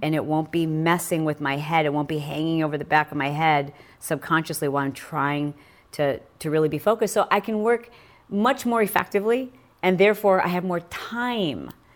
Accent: Michigan, United States; I grew up in Michigan riding motorcycles

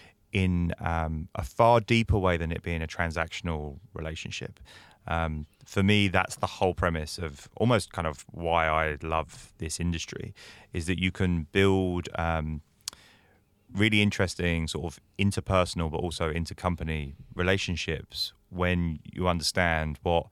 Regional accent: United Kingdom; I'm British in case my accent didn't give that away.

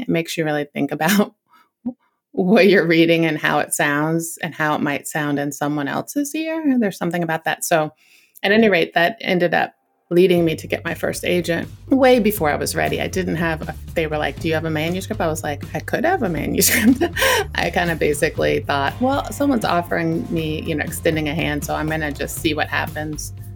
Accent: Northern Virginia, United States; I grew up in Northern Virginia

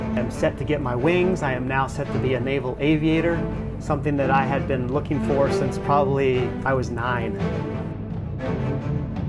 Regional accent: Lancaster, Pennsylvania, United States; moved away as an adult; I grew up in Lancaster, Pennsylvania

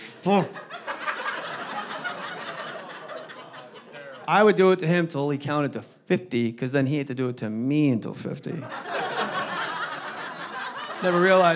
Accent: New Jersey, United States; my home state of New Jersey

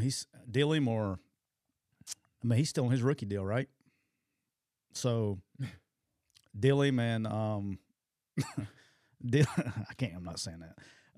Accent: Alabama, United States; I'm from Alabama.

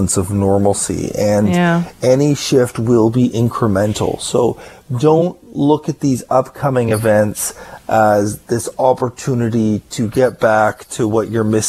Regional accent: Ottawa, Ontario, Canada; now in Victoria, Canada; I grew up in Ottawa where there is a lot of snow.

